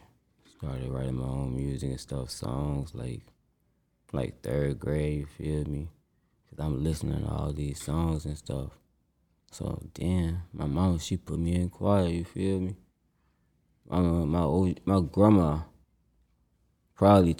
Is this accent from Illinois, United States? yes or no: yes; Chicago, Illinois, United States; I'm from Cabrini Green